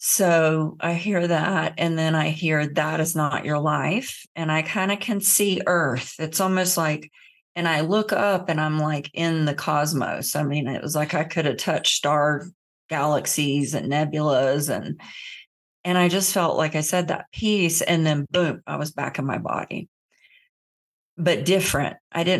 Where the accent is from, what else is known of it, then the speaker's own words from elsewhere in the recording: Florida, United States; I grew up in the South in Central Florida in the Bible Belt.